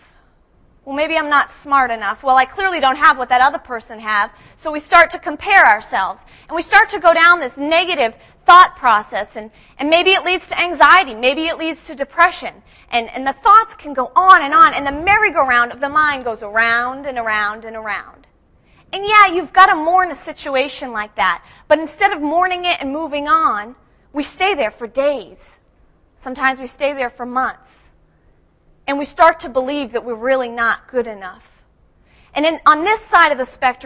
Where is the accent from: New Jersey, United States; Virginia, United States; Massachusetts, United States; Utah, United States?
Massachusetts, United States; Boston; moved away as an adult; also born or lived in Lakeland, Florida; I grew up in Boston